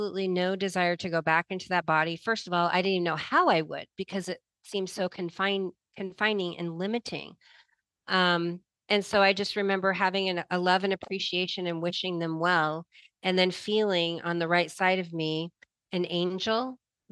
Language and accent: English; Nebraska, United States; growing up in Nebraska in the middle, you know, in the country, not in the city